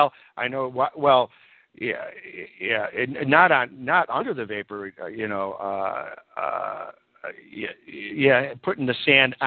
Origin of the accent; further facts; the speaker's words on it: California, United States; I'm speaking now from my home state, California.